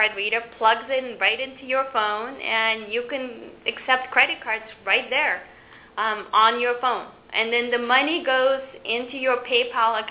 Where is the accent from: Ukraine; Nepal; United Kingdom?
Ukraine; now in United States; I'm actually an immigrant to this country. I came from the Ukraine 22 years ago